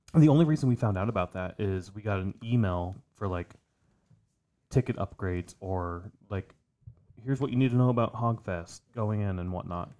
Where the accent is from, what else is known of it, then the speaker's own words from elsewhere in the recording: Iowa, United States; we grew up in Iowa